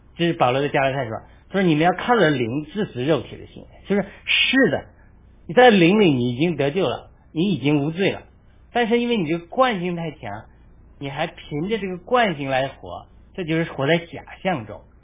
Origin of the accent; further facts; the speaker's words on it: China; now in United States; 我们中国人